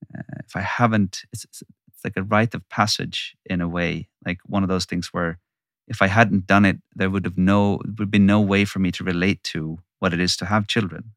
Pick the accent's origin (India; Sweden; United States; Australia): Sweden; I'm born and raised in Sweden.